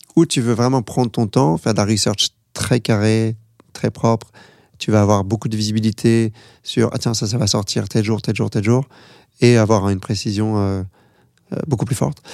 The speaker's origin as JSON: {"language": "French", "country": "France", "said": "moi je suis français"}